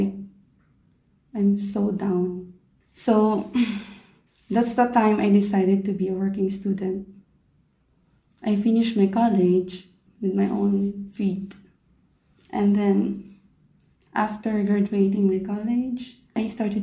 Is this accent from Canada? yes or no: no; Philippines; moved away as an adult; now in Doha, Qatar; I'm 29 years old and I'm from the Philippines